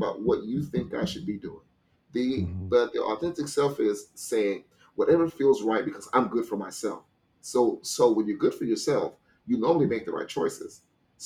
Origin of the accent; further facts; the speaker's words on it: Louisiana, United States; I'm from Louisiana